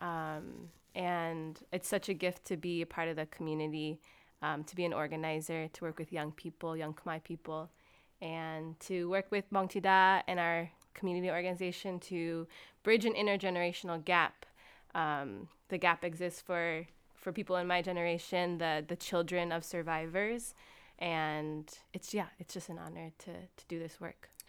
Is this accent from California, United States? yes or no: yes; California, United States; moved away as an adult; now in Seattle, United States; I'm from California, and I don't call myself a transplant 'cause I've been living in this area for eleven years now.